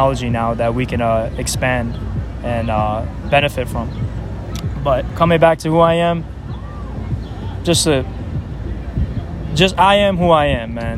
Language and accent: English; New York City, New York, United States; accent: New York; I come from Queens, New York. I was born and raised here